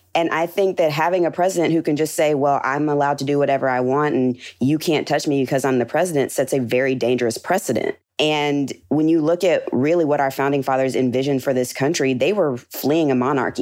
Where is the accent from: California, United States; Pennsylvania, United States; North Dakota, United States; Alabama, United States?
Alabama, United States; Birmingham; I'm originally from Birmingham, Alabama.